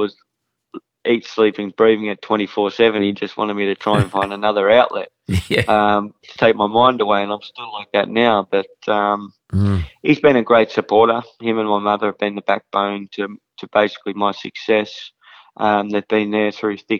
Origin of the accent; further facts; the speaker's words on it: Kilmore, Victoria, Australia; my hometown of Kilmore